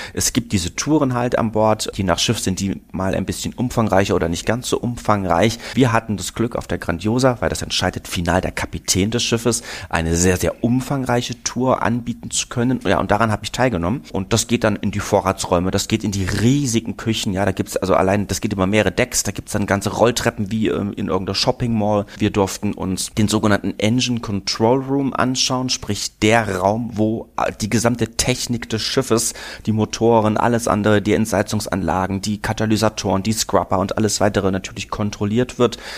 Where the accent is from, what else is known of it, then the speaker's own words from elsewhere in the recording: Berlin, Germany; now in Munich, Germany; Ich komme ja aus Berlin